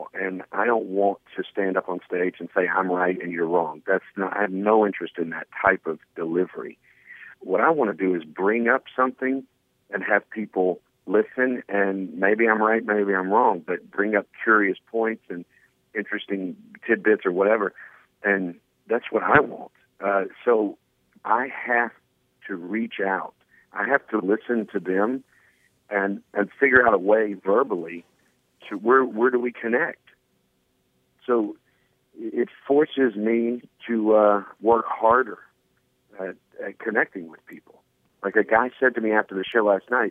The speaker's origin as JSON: {"language": "English", "region": "the South", "country": "United States", "tie": "born or raised there", "also_born_or_lived": "Kentucky / Tennessee", "said": "Growing up in Kentucky and Tennessee"}